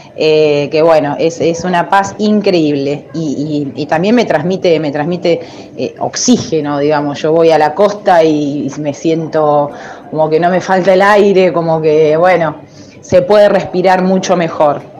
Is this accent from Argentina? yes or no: yes; Mar del Plata, Buenos Aires Province, Argentina; Yo soy nacida acá de Mar del Plata